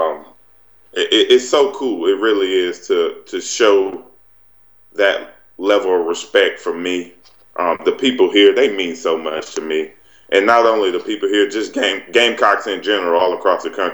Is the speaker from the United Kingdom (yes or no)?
no; Wellford, South Carolina, United States; I grew up in Welford, Duncan area, right in the upstate of South Carolina.